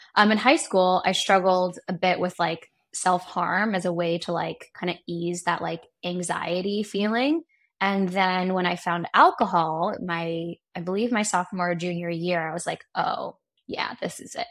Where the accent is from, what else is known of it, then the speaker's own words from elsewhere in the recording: Seattle, Washington, United States; also born or lived in New York; now in Los Angeles, United States; I grew up in Seattle, Washington